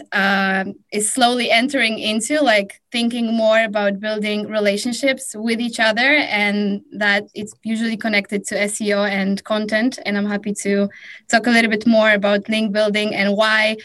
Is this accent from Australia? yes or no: no; Warsaw, Masovian Voivodeship, Poland; I'm hailing from Warsaw, Poland.